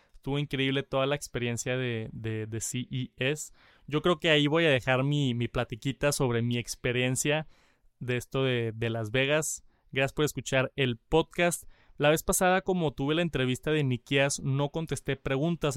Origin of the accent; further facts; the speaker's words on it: Mexico; soy de México